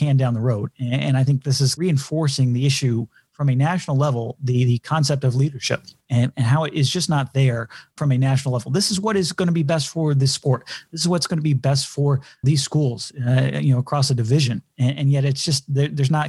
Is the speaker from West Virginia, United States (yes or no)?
no; Texas, United States; moved away; I'm from Texas originally, and it being a child of the 80s and 90s, love the Southwest Conference.